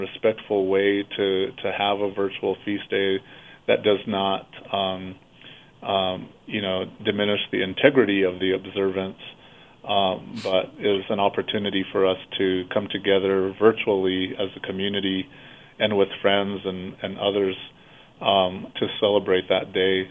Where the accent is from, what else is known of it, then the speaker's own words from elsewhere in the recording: Acomita, New Mexico, United States; I grew up in Acomita Village